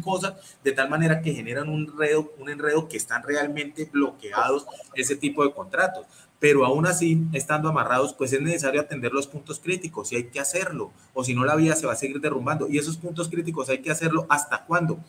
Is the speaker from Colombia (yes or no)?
yes; Colombia; la gran mayoría de los colombianos